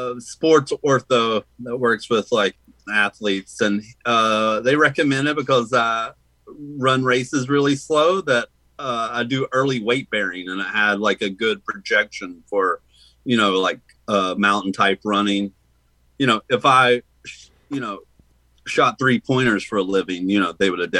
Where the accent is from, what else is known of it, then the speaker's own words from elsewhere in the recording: the South, United States; No, I grew up in the South, man.